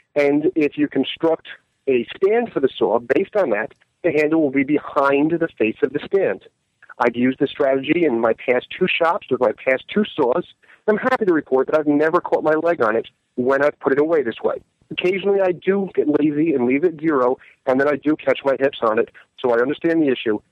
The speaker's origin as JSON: {"language": "English", "region": "New York", "country": "United States", "said": "As a New Yorker"}